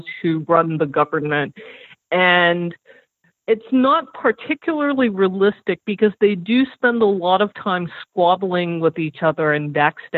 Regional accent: South Korea; moved away; also born or lived in United States; I'm Korean American, and I spent 9 years of my childhood in South Korea.

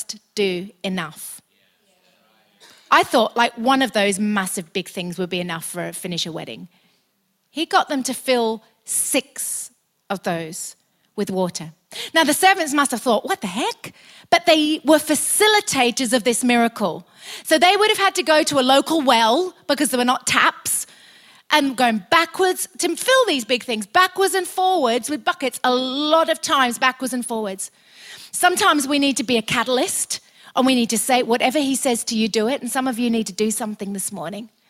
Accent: United Kingdom; also born or lived in Australia; we're British

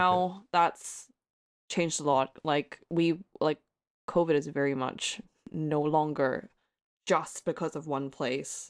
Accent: Hong Kong; accent: American; moved away; nationality-wise, I am from Hong Kong, and I'm a Hong Konger

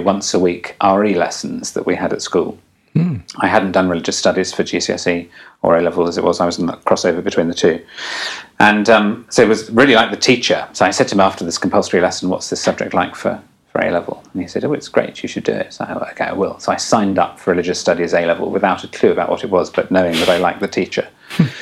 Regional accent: England, United Kingdom; I'm English

